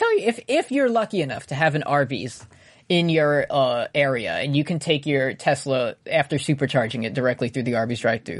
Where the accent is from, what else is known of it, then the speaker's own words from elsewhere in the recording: New Zealand; I'm from New Zealand.